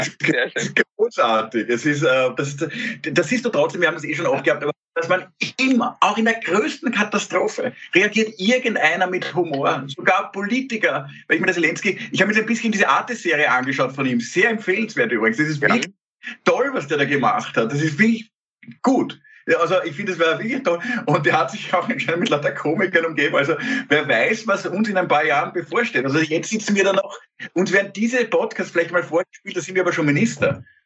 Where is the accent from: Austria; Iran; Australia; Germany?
Austria; also born or lived in Klosterneuburg; auch als Österreicher